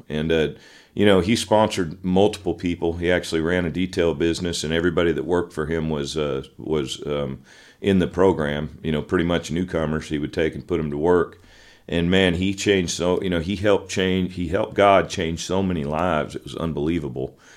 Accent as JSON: {"language": "English", "town": "Pinole", "region": "California", "country": "United States", "tie": "born or raised there", "also_born_or_lived": "Richmond, California", "said": "I grew up in the Bay Area in California, uh, the San Francisco Bay Area, East Bay. Um, I was born in a town called Richmond, and right next door to it's a town called Pinole"}